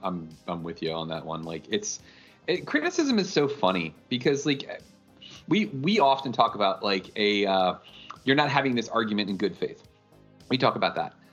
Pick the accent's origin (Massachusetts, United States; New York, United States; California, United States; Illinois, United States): New York, United States; I grew up in New York